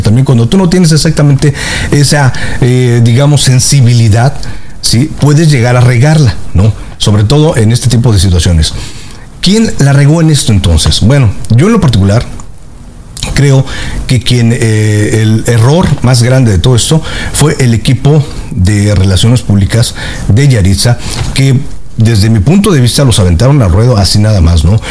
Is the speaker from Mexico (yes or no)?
yes; Mexico; now in United States; yo soy mexicano, nací este, en México, tengo 20 años aquí en la Unión Americana